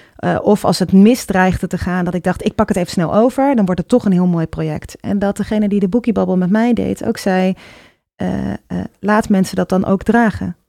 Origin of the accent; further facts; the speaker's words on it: Utrecht, Netherlands; ik ben op de Oude Gracht opgegroeid.